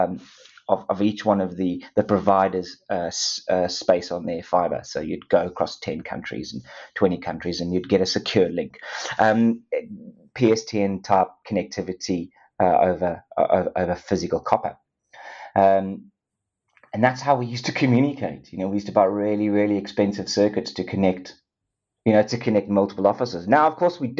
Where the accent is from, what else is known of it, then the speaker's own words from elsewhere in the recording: Durban, KwaZulu-Natal, South Africa; accent: South African; moved away as an adult; also born or lived in United Kingdom; my accent, South African born. Myself and Kevin Reed were both, surprisingly, both born in the same same town in Durban in South Africa